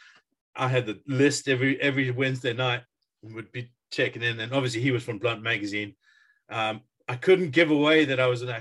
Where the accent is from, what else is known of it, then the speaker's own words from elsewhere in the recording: Durban, KwaZulu-Natal, South Africa; we both grew up in Durban